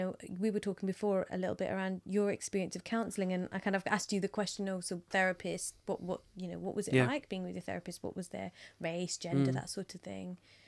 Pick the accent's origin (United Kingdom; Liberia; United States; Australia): United Kingdom; as a British, Indian, Gujarati psychologist, I think, you know, I need to step up.